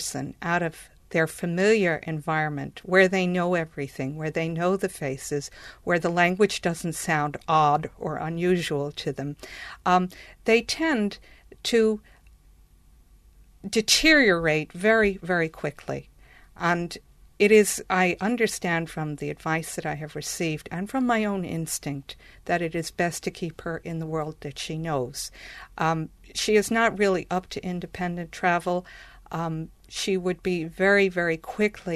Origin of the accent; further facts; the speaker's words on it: New York, United States; moved away as an adult; now in Ireland; I grew up in Manhattan, very high-rise area of New York